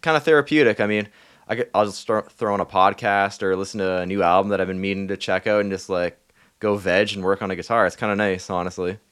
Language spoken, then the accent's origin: English; Thunder Bay, Ontario, Canada; moved away; I was in my hometown, uh, Thunder Bay